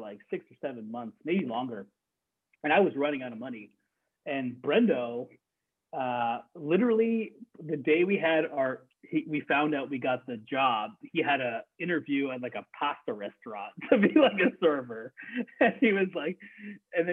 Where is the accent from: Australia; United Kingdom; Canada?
Canada; moved away as an adult; now in United States; I'm Canadian. So I started in Canada